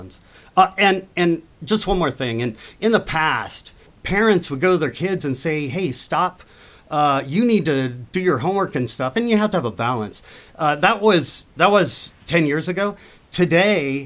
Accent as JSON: {"language": "English", "country": "United States", "moved": "yes", "said": "as an American"}